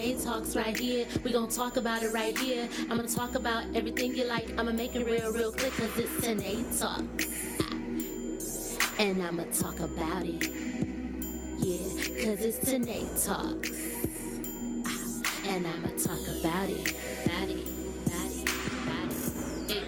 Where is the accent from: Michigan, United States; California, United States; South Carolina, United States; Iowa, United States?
Michigan, United States; Flint; 810 or 810, however you want to call it, is the area code of Flint, Michigan. Y'all know that's my hometown